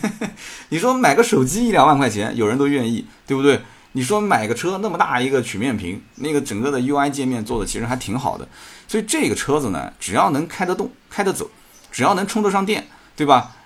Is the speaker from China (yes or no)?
yes; Jiangsu, China; 作为一个江苏人